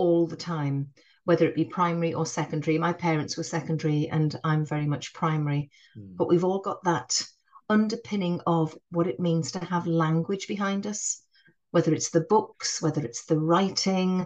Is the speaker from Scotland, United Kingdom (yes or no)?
no; North East England, United Kingdom; accent: northeastern; I'm from the northeast, you'll be able to tell that from my northern accent. I'm not a Geordie, but I do have a northeastern accent